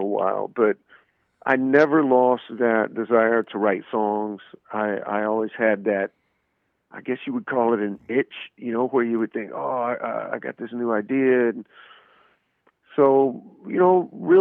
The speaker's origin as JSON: {"language": "English", "town": "Birmingham", "region": "Alabama", "country": "United States", "tie": "born or raised there", "said": "my hometown of Birmingham, Alabama."}